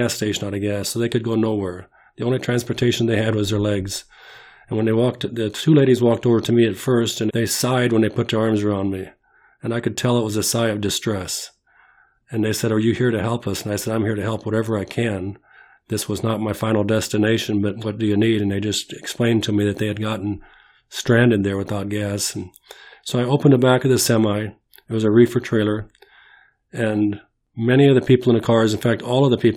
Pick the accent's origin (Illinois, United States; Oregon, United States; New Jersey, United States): Illinois, United States; Bloomington; also born or lived in Mackinaw, Illinois; We moved from Mackinac, Illinois to Bloomington, Illinois in 1961.